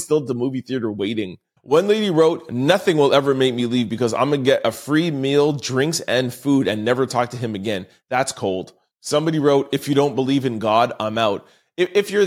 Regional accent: Canada; I'm a Canadian

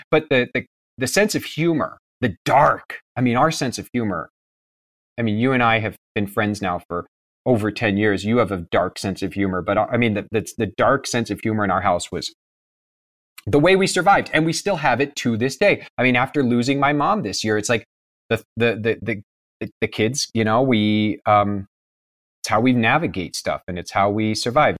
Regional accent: Kansas, United States; also born or lived in Pennsylvania; I was born in Pennsylvania, but when I was one, we moved to Kansas

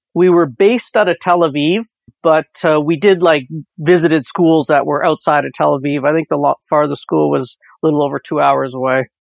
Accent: Windsor, Ontario, Canada; I am from Windsor, Ontario

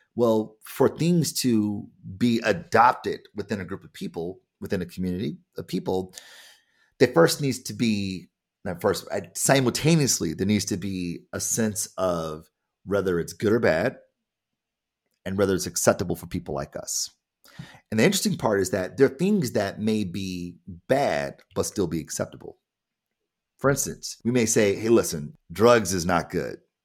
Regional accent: Detroit, Michigan, United States; I am black and I am from Detroit.

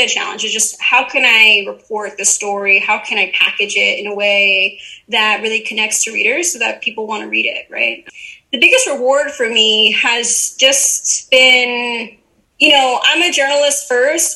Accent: Uniondale, New York, United States; my hometown, Uniondale, New York, which is a suburb on Long Island

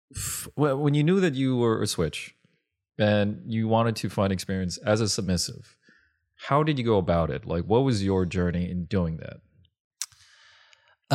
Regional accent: Long Beach, California, United States; I grew up in Long Beach

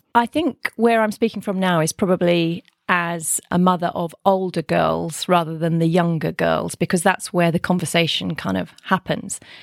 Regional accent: Kent, South East England, United Kingdom; also born or lived in Reading; I grew up in Kent, went to university in Reading

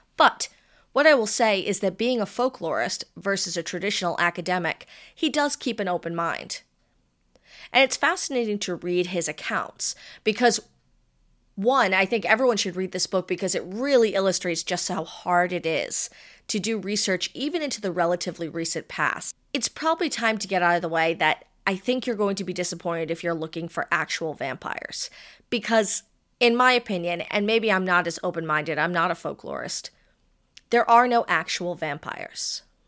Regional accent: Rhode Island, United States; my hometown

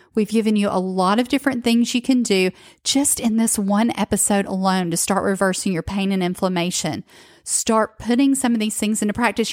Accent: the South, United States; I grew up in the South

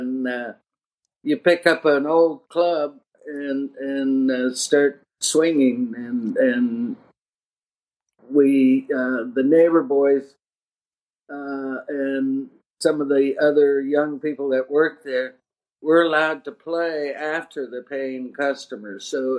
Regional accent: Kirkland, Washington, United States; started there in Kirkland and then moved to the adjacent city.

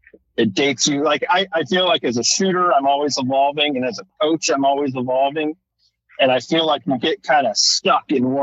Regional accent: Salinas, California, United States; I grew up in Salinas, California.

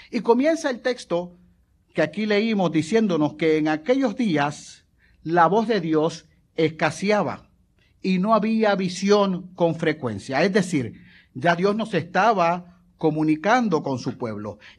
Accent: Puerto Rico; yo me crié en el residencial, yo eh, me crié en Virgilio Dávila, y en el edificio donde nosotros vivíamos, al frente no había otros edificios, había un parque de pelota

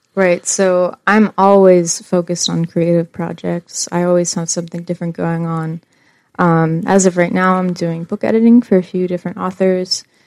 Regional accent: DuBois, Pennsylvania, United States; I grew up in the same house in Du Bois for mostly all my life

